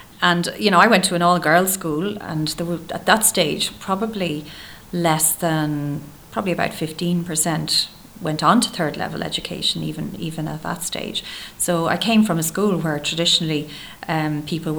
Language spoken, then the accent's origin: English; Dublin, Leinster, Ireland; I grew up in Terenure